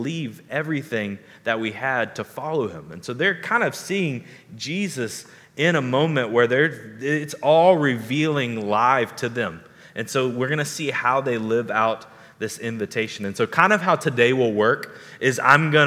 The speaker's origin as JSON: {"language": "English", "region": "the South", "country": "United States", "tie": "born or raised there", "said": "growing up in the South"}